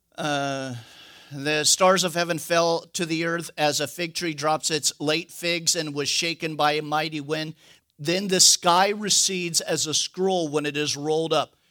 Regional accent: California, United States; moved away; I'm from California

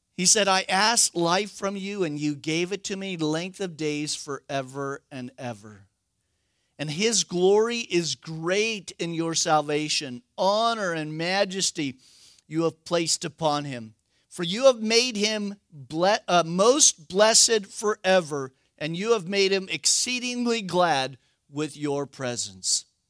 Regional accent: United States; we're American

